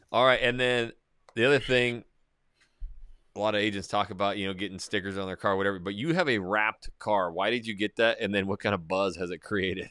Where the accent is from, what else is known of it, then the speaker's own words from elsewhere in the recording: North Idaho, United States; growing up in North Idaho, small little town, logging mine, now it's blown up